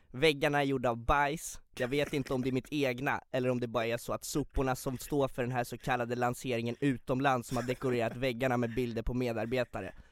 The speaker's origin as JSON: {"language": "Swedish", "town": "Arvika", "region": "Värmland", "country": "Sweden", "tie": "born or raised there", "also_born_or_lived": "Tunisia", "said": "När jag var ett år kommer min fucking pappish och droppar C4-bomben att vi ska ta vårt pick och pack och flytta till Arvika."}